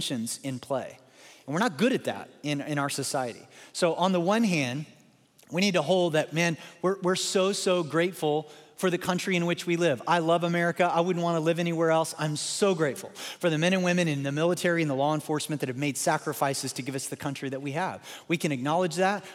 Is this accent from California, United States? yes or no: no; Baltimore, Maryland, United States; I was born in Baltimore.